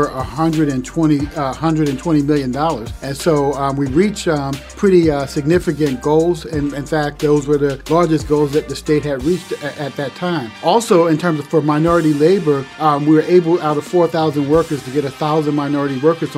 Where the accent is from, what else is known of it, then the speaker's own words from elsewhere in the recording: Yonkers, New York, United States; moved away as an adult; now in Madison, United States; I grew up in Yonkers, New York, and I played at the Urban League as a young person